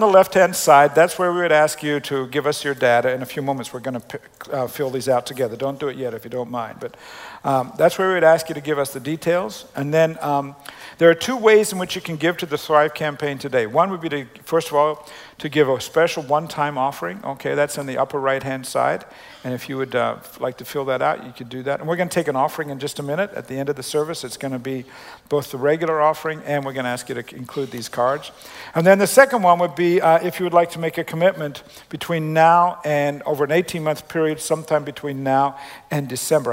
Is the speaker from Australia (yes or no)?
yes; Australia; the way I grew up spelling it in Australia